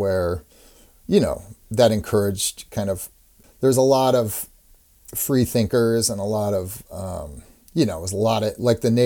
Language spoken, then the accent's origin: English; Portland, Oregon, United States; moved away as an adult; also born or lived in Massachusetts; now in Brooklyn, United States; very young, 3 years old, we moved to Portland, Oregon. And that's where I grew up.